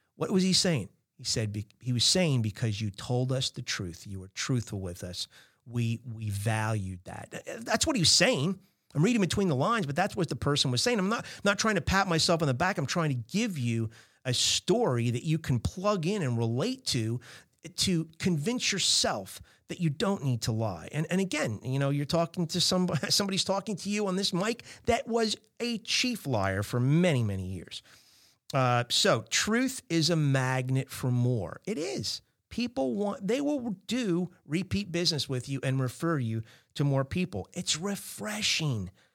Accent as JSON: {"language": "English", "region": "New Jersey", "country": "United States", "said": "I'm from Jersey"}